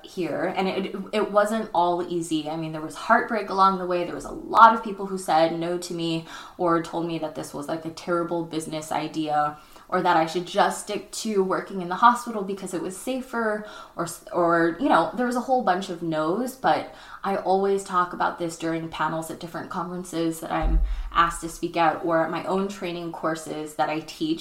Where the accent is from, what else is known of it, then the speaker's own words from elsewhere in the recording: Chino Hills, California, United States; now in Los Angeles, United States; Chino Hills, my hometown.